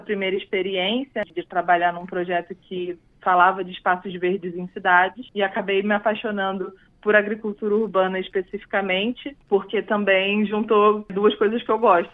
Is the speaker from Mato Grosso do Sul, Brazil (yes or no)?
no; Rio de Janeiro, Brazil; Eu sou do Rio de Janeiro, cresci lá